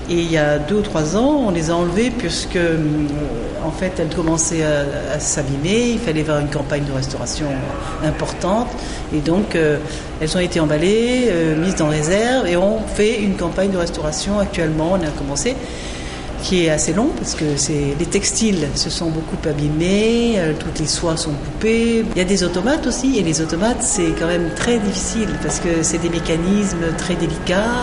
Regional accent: Monaco; Oui, je suis monégasque moi mais il n'y a pas que des monégasques au musée

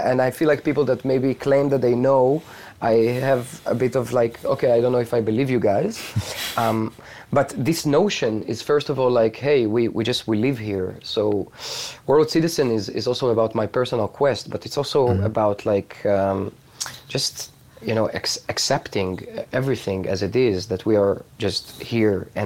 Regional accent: Israel; you know I come from Israel, although I have friends like all over the world uh, right now.

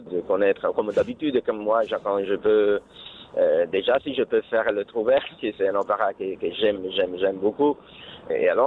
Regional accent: Bergamo, Lombardy, Italy; French is a second language; il habitait à Bergam parce que moi je suis de Bergam

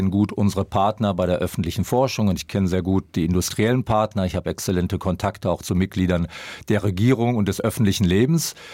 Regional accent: Dortmund, North Rhine-Westphalia, Germany; Also ich bin in Dortmund groß geworden. Ich kann mich noch als Kind erinnern, wie ich in die Stadt gefahren bin und wirklich Hösch und die Hochöfen gesehen habe.

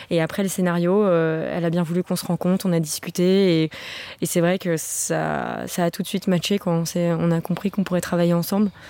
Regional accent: Belgium; J'avoue que pour moi le Luxembourg, euh, pourtant je suis belge, c'était un peu euh, terre inconnue.

